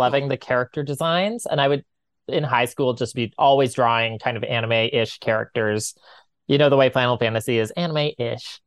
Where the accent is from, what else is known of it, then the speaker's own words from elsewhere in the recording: Corner Brook, Newfoundland and Labrador, Canada; now in St. John's, Canada; I'm from Corner Brook